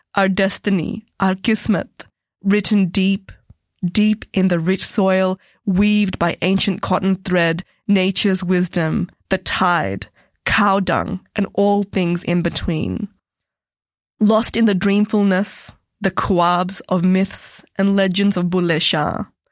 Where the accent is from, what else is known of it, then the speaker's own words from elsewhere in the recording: Melbourne, Victoria, Australia; also born or lived in Punjab, India; growing up in Melbourne with my family